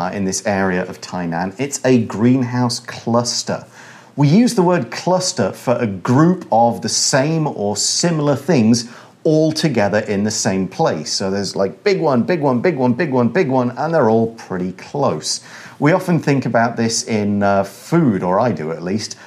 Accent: United Kingdom; now in Taiwan; I come from the United Kingdom.

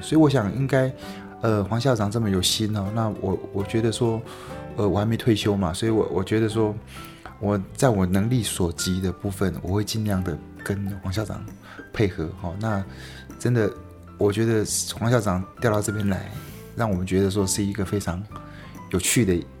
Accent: Taipei, Taiwan; moved away as an adult; now in Yilan, Taiwan; 我， 我住台北。那我在宜兰已经待了二十几年。嗯。所以，呃，应该想说我是，呃，住在宜兰的台北人

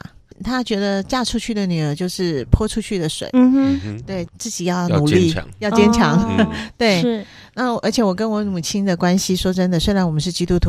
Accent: Kaohsiung, Taiwan; 我是高雄人，是，然后娘家在高雄，

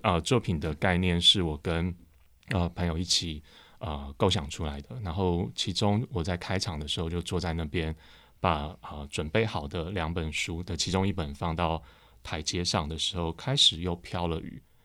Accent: Taipei, Taiwan; 我出生在附近，我是嗯。出生在那个济南路上， 就是新生站的后面的一条巷子里

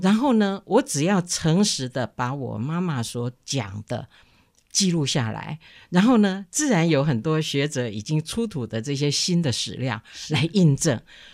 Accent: Taiwan; 我们台湾人

